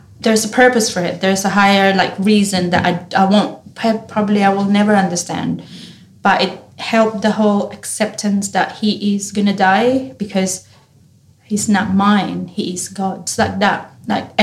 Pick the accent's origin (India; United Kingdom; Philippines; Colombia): Philippines; now in Australia; Being Filipino, we have traditions on the wake and how you do funerals and wake